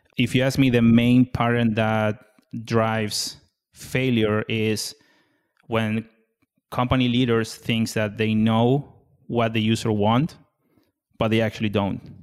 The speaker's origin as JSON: {"language": "English", "country": "Argentina", "tie": "born or raised there", "moved": "as an adult", "lives_now": "United States", "said": "born and raised in Argentina, and moved to the U S twenty nineteen."}